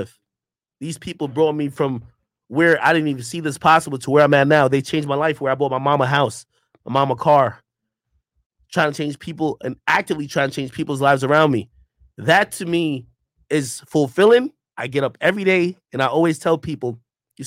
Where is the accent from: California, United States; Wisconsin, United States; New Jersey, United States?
New Jersey, United States; also born or lived in Jamaica; My mom brought me over here and we lived in New Jersey